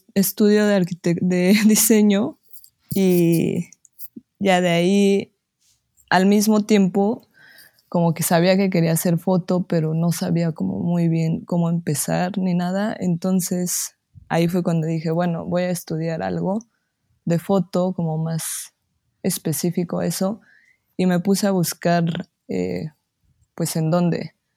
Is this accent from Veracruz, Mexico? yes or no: no; Pachuca, Hidalgo, Mexico; soy de Pachuca, Hidalgo